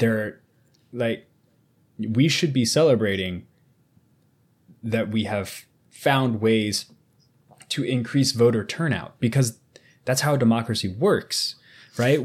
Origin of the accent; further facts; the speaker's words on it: United States; I'm an American